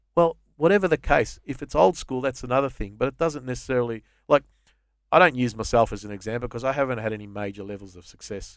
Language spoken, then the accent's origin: English; Australia; I think of myself as an Aussie, first and foremost.